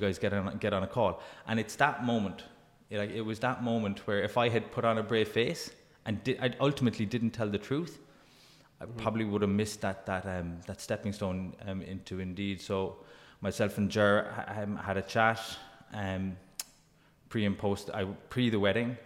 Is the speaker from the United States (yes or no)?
no; Glanmire, Munster, Ireland; also born or lived in Dungarvan; I grew up in Glanmire, went to school in, in, in Cork City